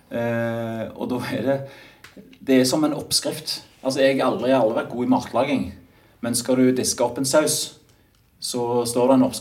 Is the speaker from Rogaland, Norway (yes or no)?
yes; Stavanger, Rogaland, Norway; also born or lived in Oslo; innflytter fra, direkte fra Oslo etter ti år der, men jeg kommer jo fra Stavanger.